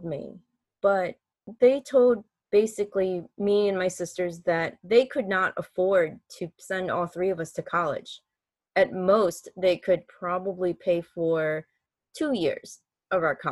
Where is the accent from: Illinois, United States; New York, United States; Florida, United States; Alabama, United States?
Illinois, United States; Chicago; moved away as an adult; I'm originally from Chicago, Illinois